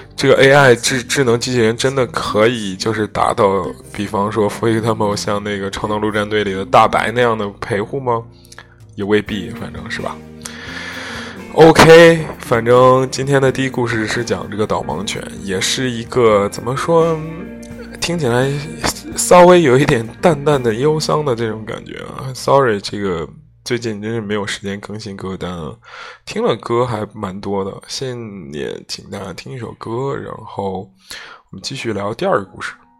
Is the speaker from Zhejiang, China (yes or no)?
no; Zhengzhou, Henan, China; 我家乡这河南嵩山少林寺